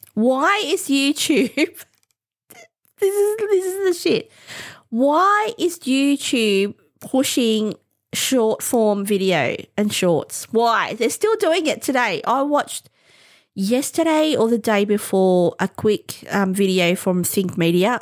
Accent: Australia; as an Australian

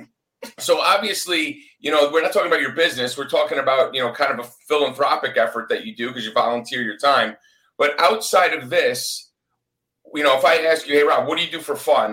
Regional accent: Northeast, United States; now in Florida, United States; I'm actually from the Northeast

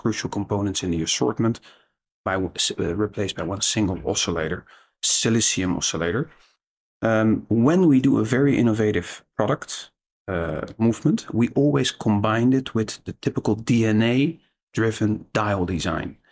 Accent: Netherlands; I'm Dutch

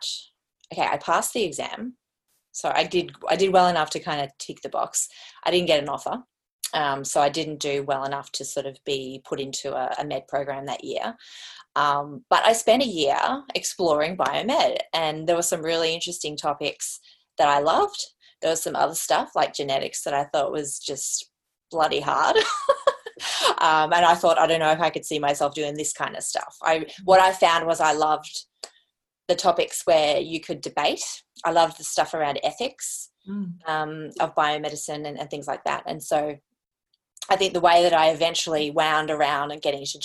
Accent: Brisbane, Queensland, Australia; also born or lived in South Australia; I grew up primarily in Brisbane with my brothers

